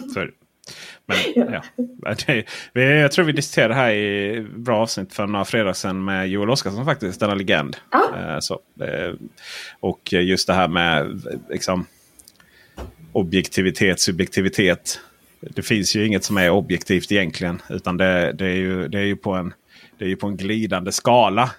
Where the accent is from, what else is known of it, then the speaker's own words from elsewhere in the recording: Blekinge, Sweden; jag är från Blekinge